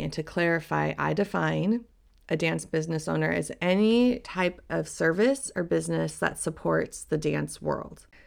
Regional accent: Colorado, United States; moved away as an adult; also born or lived in Salt Lake City, Utah; I moved from my hometown in Colorado to Salt Lake City

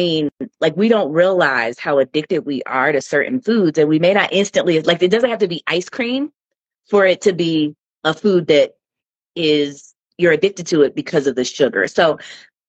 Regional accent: United States; we as American people living in the United States

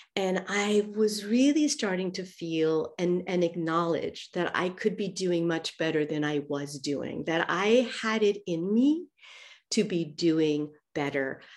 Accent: New York, United States; moved away as an adult; also born or lived in Zurich, Switzerland; now in Athens, Greece; even though I'm from New York, uh, I've been living in Switzerland and Zurich with him for almost twenty years

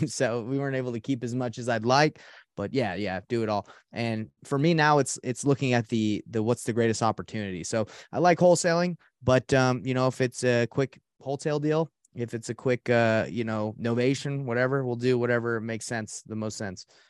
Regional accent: Atlanta, Georgia, United States; also born or lived in Portland, Oregon; now in Salt Lake City, United States; I grew up in Atlanta, Georgia

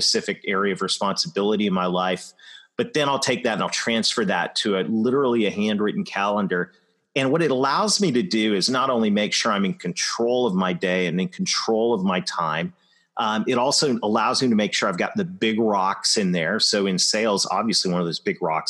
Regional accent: London, Ontario, Canada; my hometown of London, Ontario

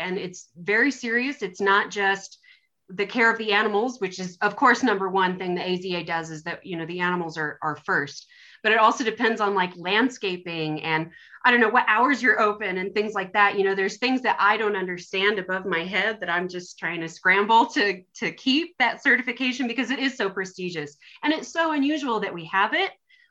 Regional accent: Irving, Texas, United States; moved away as an adult; now in Colorado, United States; I'm from Irving, Texas, which happens to be the most diverse zip code in America.

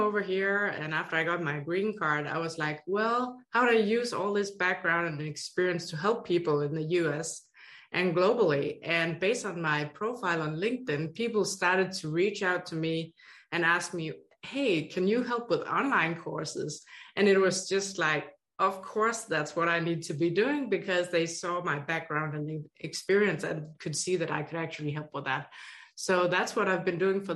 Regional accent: Denmark; accent: Danish; moved away as an adult; now in Hawaii, United States; 3 master's degrees from Denmark, where my accent is from

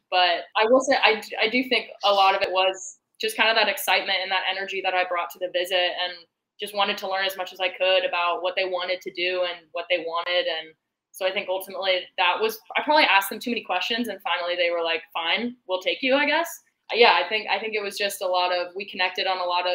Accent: Knoxville, Tennessee, United States; moved away as an adult; my club growing up in Knoxville

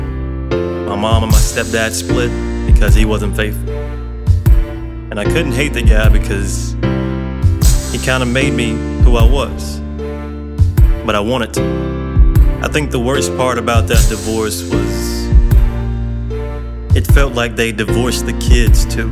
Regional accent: Hillsboro, Alabama, United States; I was born in Hillsboro, Alabama. Country boy

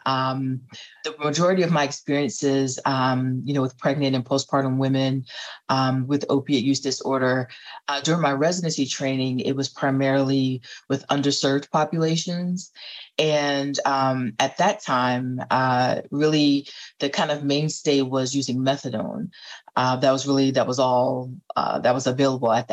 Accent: North Carolina, United States; now in Washington, D.C., United States; I am originally from North Carolina, but I currently live in the DC area.

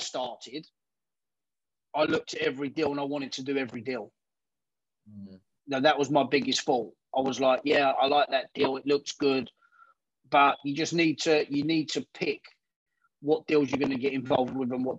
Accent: United Kingdom; We're British.

